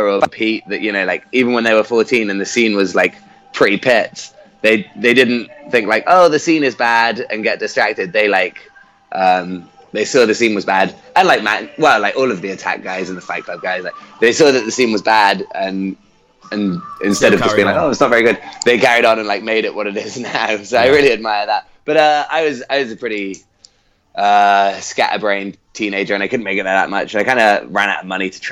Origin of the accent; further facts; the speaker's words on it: Wotton-under-Edge, South West England, United Kingdom; also born or lived in Gloucester; I grew up in Gloucestershire